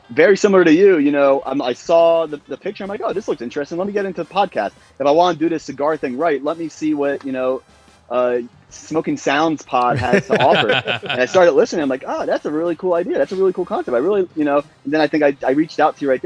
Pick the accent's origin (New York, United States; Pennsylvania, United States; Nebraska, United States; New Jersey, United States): New Jersey, United States; moved away as an adult; also born or lived in San Juan, Puerto Rico / Nassau, Bahamas; now in Washington, D.C., United States; originally from New Jersey, born and raised